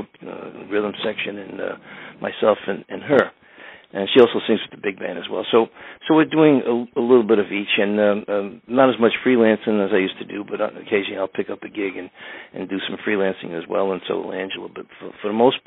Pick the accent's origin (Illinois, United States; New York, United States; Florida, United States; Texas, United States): New York, United States; New York City; the area of Astoria where I grew up